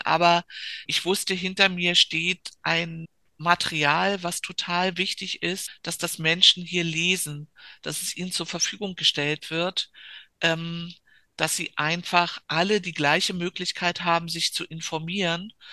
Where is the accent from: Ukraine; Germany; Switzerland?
Germany; Berlin; Also ich bin ganz in der Nähe aufgewachsen. Wolliner Straße, die führt direkt auf die Griebenowstraße Straße an der Zionskirche